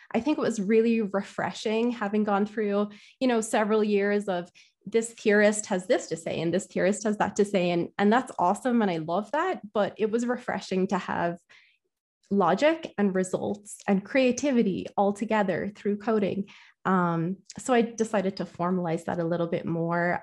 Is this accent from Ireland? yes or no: yes; Ireland; I'm from Ireland